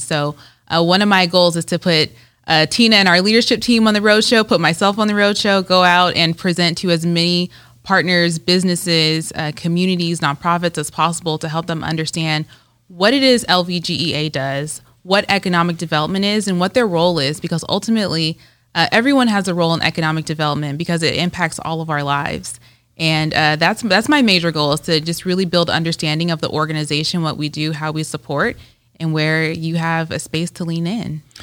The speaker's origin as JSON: {"language": "English", "town": "Rancho Cucamonga", "region": "California", "country": "United States", "moved": "as an adult", "lives_now": "Las Vegas, United States", "said": "I am originally from Southern California. Um, I usually start with L A, but really from Rancho Cucamonga, California. I moved to Las Vegas in two thousand nine to attend U N L V"}